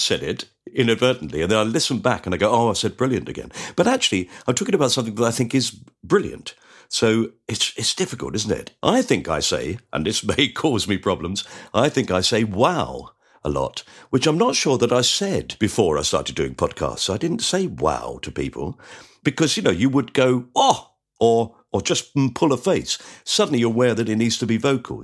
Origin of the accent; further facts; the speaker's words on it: Orpington, London, United Kingdom; I was brought up in Orpington